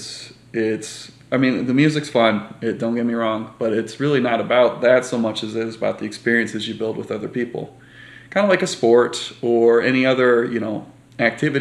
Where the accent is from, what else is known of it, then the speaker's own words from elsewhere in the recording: Kentwood, Michigan, United States; also born or lived in Byron Center, Michigan / Grand Rapids, Michigan; I grew up in Kentwood for my whole life up until probably about eighth grade year